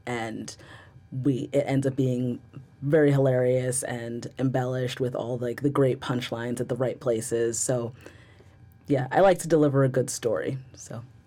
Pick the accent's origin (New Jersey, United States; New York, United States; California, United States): New Jersey, United States; Rockaway; I am from Rockaway, New Jersey. I am a born and bred New Jersey-ite